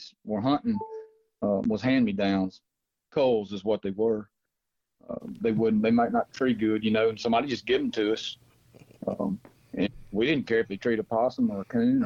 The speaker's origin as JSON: {"language": "English", "town": "Pontotoc", "region": "Mississippi", "country": "United States", "tie": "born or raised there", "also_born_or_lived": "Memphis, Tennessee", "lives_now": "Byhalia, United States", "said": "I'm actually from Pontotoc, Mississippi, which I was born about 15, 20 minutes from Mr. Wimp Aaron"}